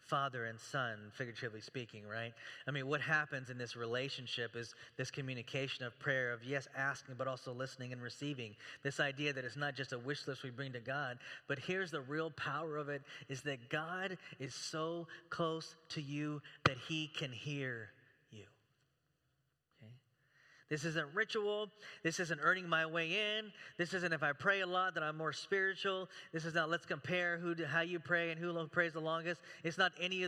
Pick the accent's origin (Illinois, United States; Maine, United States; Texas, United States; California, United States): Texas, United States; also born or lived in Chicago; now in Beaverton, United States; I'm from Texas